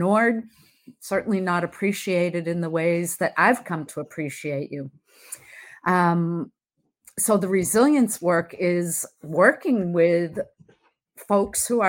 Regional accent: Massachusetts, United States; I am from Massachusetts, born and raised here

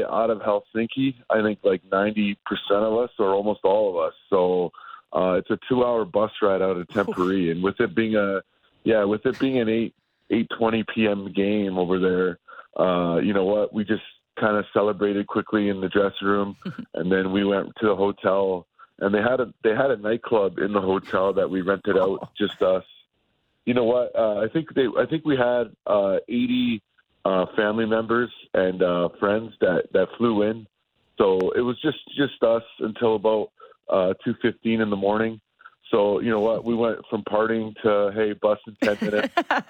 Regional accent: Canada; being a Canadian kid

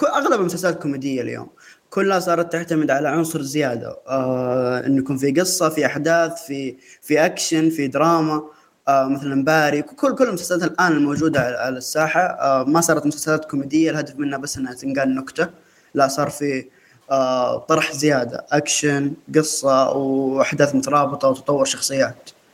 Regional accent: Saudi Arabia; احنا كسعوديين

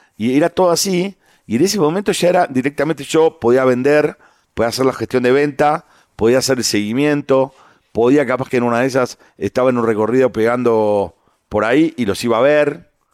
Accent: San Isidro, Buenos Aires Province, Argentina; yo nací en Buenos Aires. Eh, nosotros vivíamos en, San Isidro, que son en la provincia de Buenos Aires

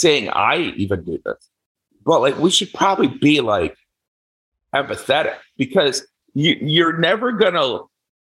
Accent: Indiana, United States; moved away; me growing up in Indiana

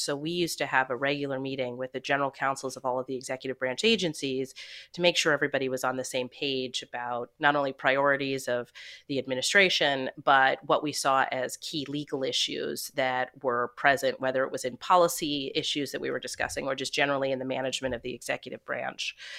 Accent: suburbs of New York City, United States; also born or lived in Canada; we moved to the suburbs of New York City when I was five years old, and I've lived here ever since

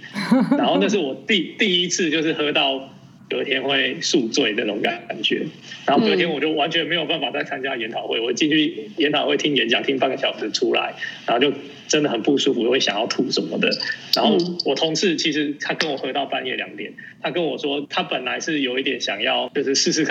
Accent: Taiwan; also born or lived in Hungary; 台湾来的

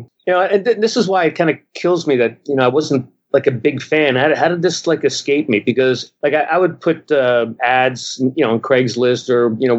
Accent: New Jersey, United States; moved away as an adult; also born or lived in Montreal, Canada; now in Vancouver, Canada; I live in Canada, but I grew up here in New Jersey

